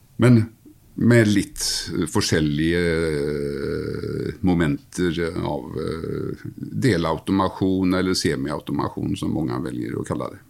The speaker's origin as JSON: {"language": "Norwegian", "country": "Sweden", "also_born_or_lived": "Gothenburg", "second_language": "Norwegian", "moved": "yes", "lives_now": "Norway", "said": "Som ni hører, så er jeg jo fra Sverige"}